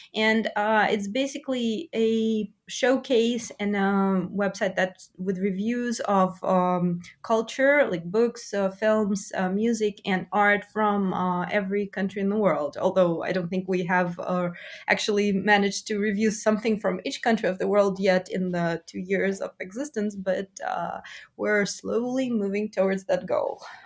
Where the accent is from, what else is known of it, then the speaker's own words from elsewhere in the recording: Russia; I'm from Russia, but I'm, uh, of complex ancestry, so I'm, like, I'm Jewish as well